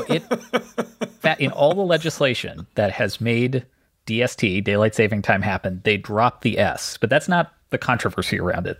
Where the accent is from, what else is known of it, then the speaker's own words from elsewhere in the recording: Canada; I grew up in Canada.